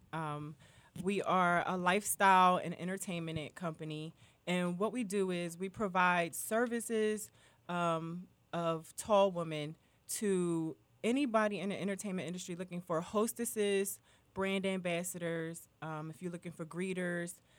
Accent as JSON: {"language": "English", "town": "Philadelphia", "region": "Pennsylvania", "country": "United States", "said": "I'm from Philly"}